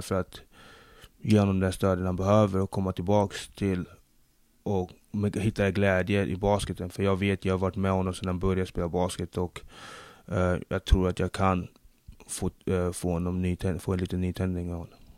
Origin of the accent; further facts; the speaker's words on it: Sweden; also born or lived in Democratic Republic of the Congo / Linköping / United States; Jag, jag är född i Zaire, nuvarande Kongo-Kinshasa. Flyttade hit när jag var fem år